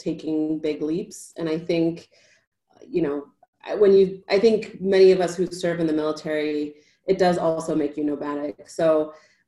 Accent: Boston, Massachusetts, United States; So I am originally from Boston, Massachusetts. I grew up in a working class town right outside of Boston.

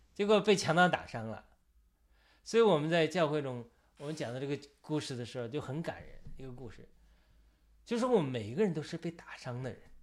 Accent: China; 我们这些作为一个中国人

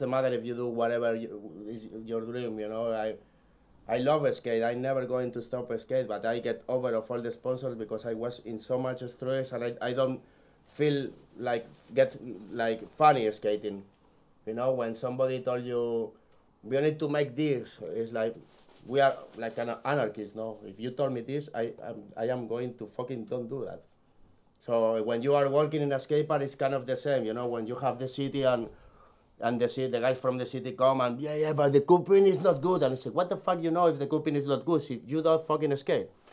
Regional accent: Barcelona, Catalonia, Spain; English is a second language; from Barcelona

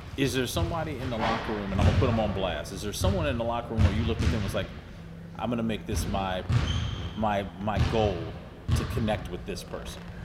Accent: North Carolina, United States; my home state

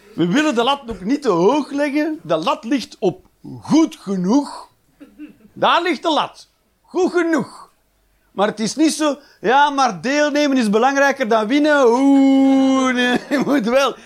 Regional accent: Flanders, Belgium; moved away as an adult; now in Netherlands; in Nederland te wonen, zeker als Belg

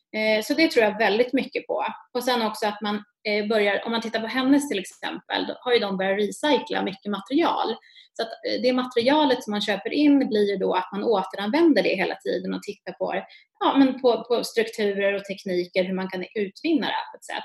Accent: Uppsala, Uppsala County, Sweden; jag är från Uppsala

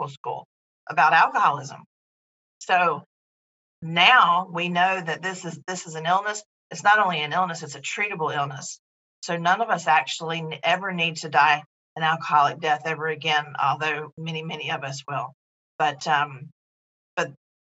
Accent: North Carolina, United States; also born or lived in California; I was born and raised in North Carolina

